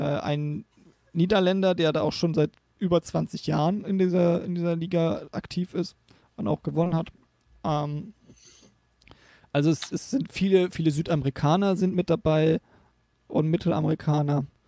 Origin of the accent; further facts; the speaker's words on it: the North, Northern Germany, Germany; ich komme aus dem Norden